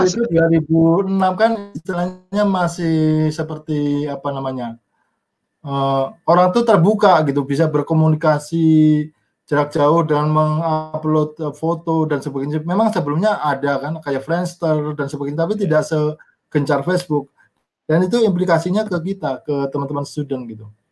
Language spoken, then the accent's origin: Indonesian; Banjarnegara, Central Java, Indonesia; moved away as an adult; also born or lived in Purbalingga / Bandung / South Tapanuli / Australia; now in Jakarta, Indonesia; saya lahir di Banjarnegara, Jawa Tengah